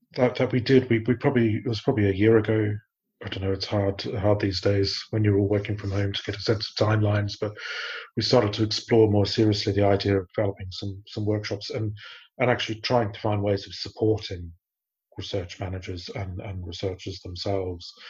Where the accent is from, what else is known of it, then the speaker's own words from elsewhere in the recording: Australia; moved away as an adult; now in United Kingdom; I grew up in Australia. I've lived in the UK for about 20 years now